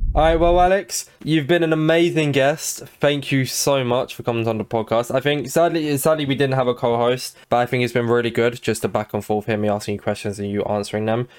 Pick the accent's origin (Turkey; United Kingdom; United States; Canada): United Kingdom; England; I'm English